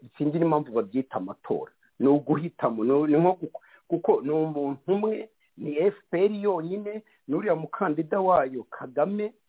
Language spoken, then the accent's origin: Kinyarwanda; Rwanda